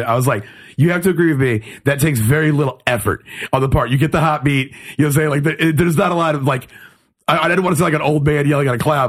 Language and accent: English; Killeen, Texas, United States; also born or lived in Germany; now in Austin, United States; I grew up in Killeen, Texas, Killeen, Copper's Cove